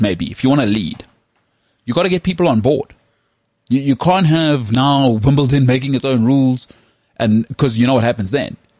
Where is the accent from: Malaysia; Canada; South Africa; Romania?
South Africa; I'm from South Africa